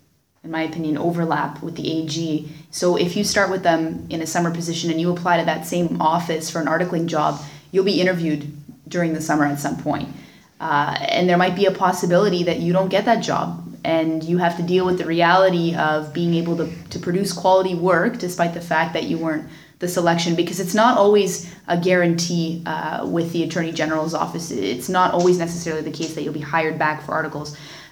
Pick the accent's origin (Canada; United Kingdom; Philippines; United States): Canada; Windsor, Ontario; I think mostly Windsor is my hometown